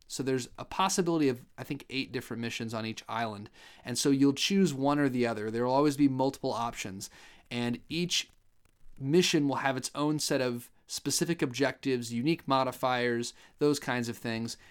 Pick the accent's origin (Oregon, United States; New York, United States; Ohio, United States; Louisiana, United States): Ohio, United States; I'm from Ohio